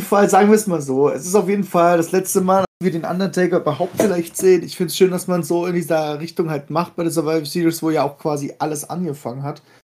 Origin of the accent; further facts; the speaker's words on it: Germany; hier bei uns in Deutschland